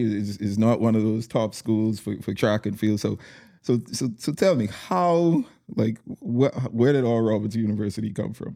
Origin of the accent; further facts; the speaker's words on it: Bahamas; your home country